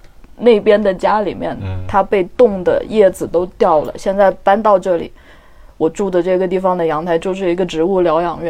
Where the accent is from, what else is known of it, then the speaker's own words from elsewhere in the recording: Yunnan, China; 我对云南南方真的不熟悉，我是云南的北方人，但我觉得我的未来还是在热带。